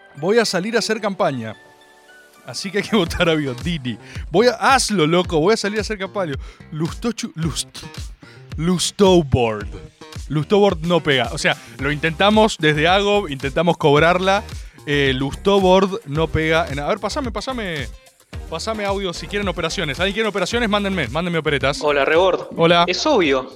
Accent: Buenos Aires, Argentina; La gente de Córdoba me recibió como una suerte de misteriosa deidad porteña

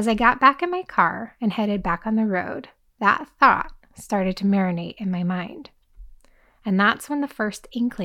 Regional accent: San Diego, California, United States; my hometown of San Diego, California

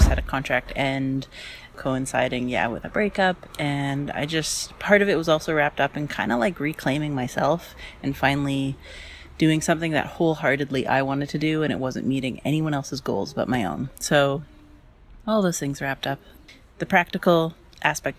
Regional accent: British Columbia, Canada; I'm from British Columbia. I'm 35. I live in a small mountain town

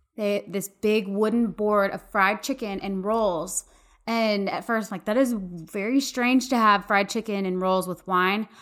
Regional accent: Austin, Texas, United States; moved away as an adult; also born or lived in Dallas; now in Waco, United States; I was born and raised in Texas, lived in Dallas for a while, but I'm from Austin, and I've lived in Waco four years

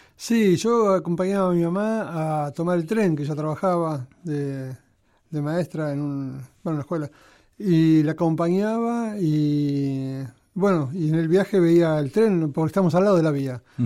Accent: El Palomar, Buenos Aires Province, Argentina; moved away as an adult; si bien este, nací en Capital, a los pocos meses fui al Palomar. El Palomar y ahí este, estuve hasta que hasta que me casé

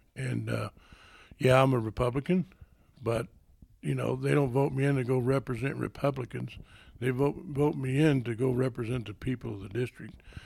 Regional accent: Southeast Colorado, United States; moved away; I grew up in Southeast Colorado

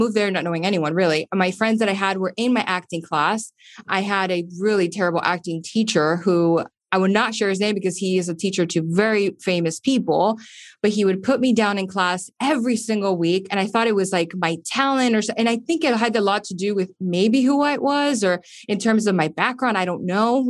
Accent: Miami, Florida, United States; moved away as an adult; also born or lived in Los Angeles; now in Miami, United States; just being Cuban American, you know, Miami, as you know, you've been here.

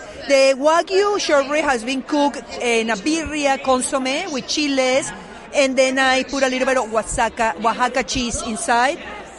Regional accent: Las Vegas, Nevada, United States; I am here in Las Vegas, in my hometown from Chica, Las Vegas.

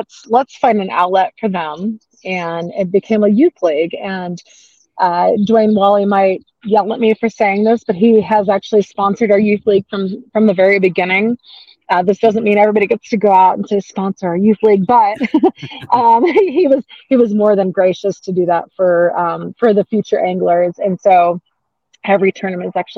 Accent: Phoenix, Arizona, United States; moved away as an adult; also born or lived in Utah; now in Sandy, Utah, United States; I'm a Phoenix native, I should say. I grew up in Arizona

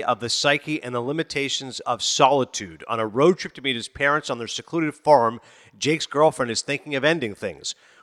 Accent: Ontario, Canada; moved away as an adult; also born or lived in Toronto / Kingston, Ontario; now in United States; I was born in Toronto, but I grew up in a small town. We were in Kingston for a few years. Then I was in Morvan, Ontario, population 500

